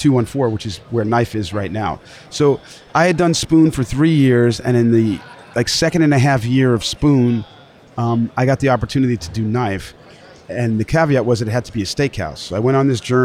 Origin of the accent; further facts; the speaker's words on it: the Hamptons, New York, United States; moved away; also born or lived in Dallas; growing up in the Hamptons in the water